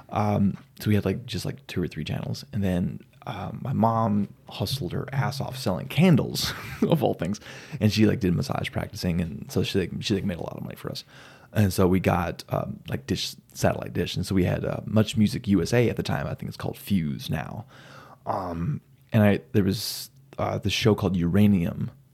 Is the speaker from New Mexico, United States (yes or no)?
yes; Silver City, New Mexico, United States; moved away as an adult; now in Phoenix, United States; I grew up in New Mexico